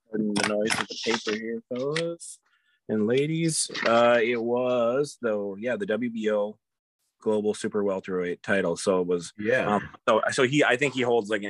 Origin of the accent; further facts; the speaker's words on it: Minnesota, United States; as a Minnesotan